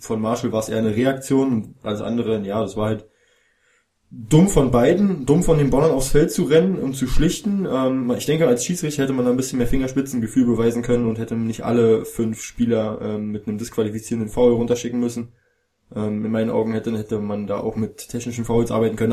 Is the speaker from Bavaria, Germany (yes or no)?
no; Berlin, Germany; ich als Berliner